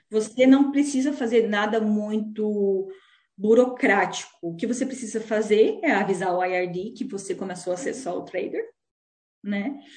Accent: Tenente Portela, Rio Grande do Sul, Brazil; moved away as an adult; also born or lived in Balneário Camboriú, Santa Catarina / Joinville, Santa Catarina; now in New Zealand; Eu sou natural do interior do Rio Grande do Sul, uma cidade chamada Tenente Portela e com 22 anos eu mudei para Santa Catarina

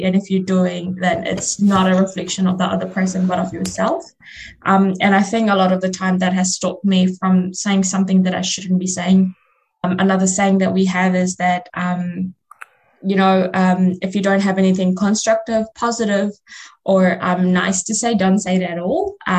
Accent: Fiji; first language Fiji Hindi; English is a second language; my first language is Fiji Hindi, and I speak Hindi, and then I speak English.

